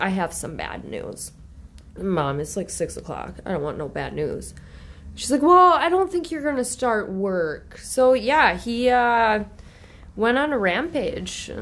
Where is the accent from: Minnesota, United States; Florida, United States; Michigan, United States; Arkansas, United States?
Minnesota, United States; Coon Rapids; moved away as an adult; born in Coon Rapids. Grew up in Coon Rapids. Just finally moved out of Coon Rapids